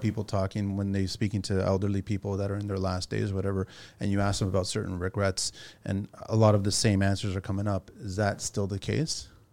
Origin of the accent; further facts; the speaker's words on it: Pico, Azores, Portugal; I'm from Pico, right? This is from the Azores, which has got the highest point in Portugal